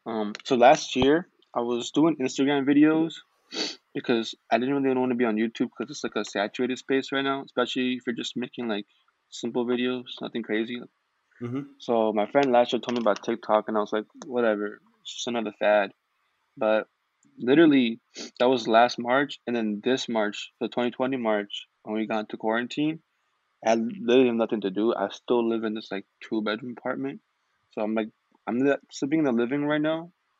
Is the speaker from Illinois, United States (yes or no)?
no; California, United States; also born or lived in Texas; now in Chicago, United States; I'm from Chicago. Well, I moved here like 3 years ago, but I'm originally from California, and I lived in Texas as well.